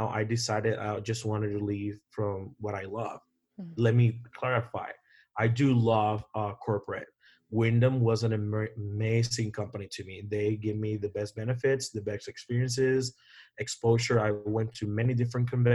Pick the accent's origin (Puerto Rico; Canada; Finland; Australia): Puerto Rico; now in Las Vegas, United States; I'm from Puerto Rico